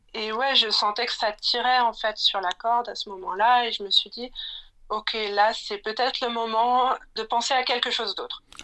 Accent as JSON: {"language": "French", "town": "Plougasnou", "region": "Brittany", "country": "France", "tie": "born or raised there", "also_born_or_lived": "Lille", "moved": "as an adult", "lives_now": "Berlin, Germany", "said": "je suis née à Lille et j'ai ensuite grandi dans un petit village breton euh, qui s'appelle Plouganou."}